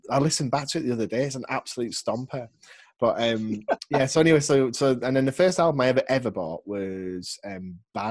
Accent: Barrow-in-Furness, North West England, United Kingdom; moved away; I'm originally from the Northwest, from a place called Barrow in Furness

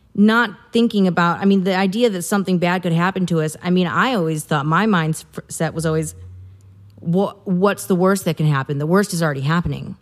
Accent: Midwest, United States; I'm a woman and I'm from the Midwest

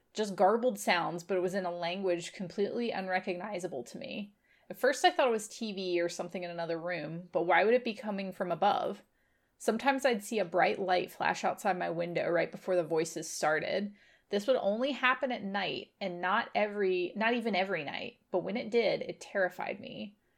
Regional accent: Virginia, United States; also born or lived in Memphis, Tennessee; I come from Virginia. I live in a valley in between a bunch of mountains

